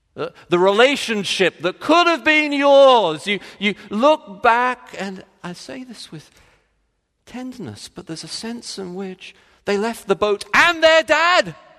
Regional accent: Texas, United States; moved away as an adult; I'm from Texas

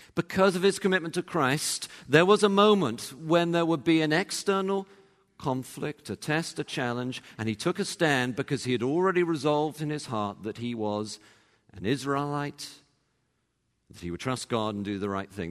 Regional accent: England, United Kingdom; moved away; I actually grew up in England and, uh, you know, was born there, went to university there

